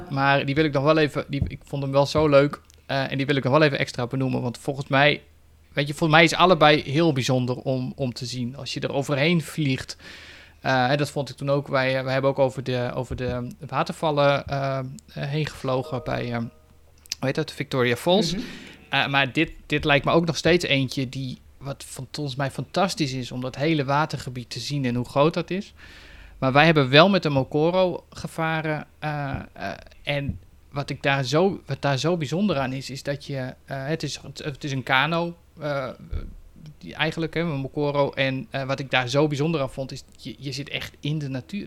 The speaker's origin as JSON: {"language": "Dutch", "country": "Netherlands", "said": "als Nederlander"}